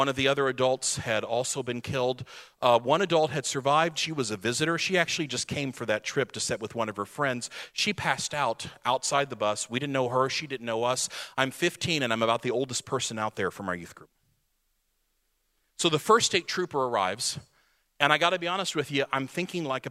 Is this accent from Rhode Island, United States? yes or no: no; Radcliff, Kentucky, United States; We were a military church. About 75% of our families were military because we were Fort Knox, Kentucky, Radcliffe, Kentucky